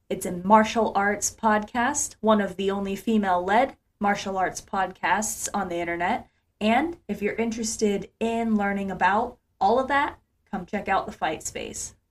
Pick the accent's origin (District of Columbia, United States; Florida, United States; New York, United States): Florida, United States; Ocala; my hometown in Ocala, Florida.